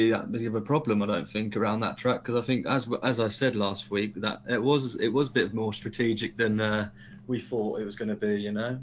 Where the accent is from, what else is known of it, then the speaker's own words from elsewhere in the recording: Colchester, East of England, United Kingdom; because he's from my hometown, Colchester.